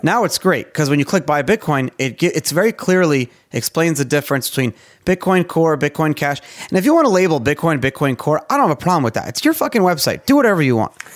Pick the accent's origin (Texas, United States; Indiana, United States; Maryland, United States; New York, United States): New York, United States; now in Florida, United States; I'm from New York